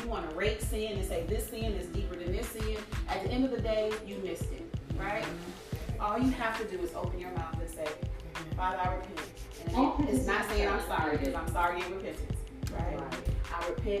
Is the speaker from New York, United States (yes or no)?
no; Detroit, Michigan, United States; also born or lived in Chicago; now in Dallas, United States; I was born in Chicago. Moved to Detroit when I was about, I'll say 10 years old. So grew up most of my, you know, child and adult life in Detroit, Michigan.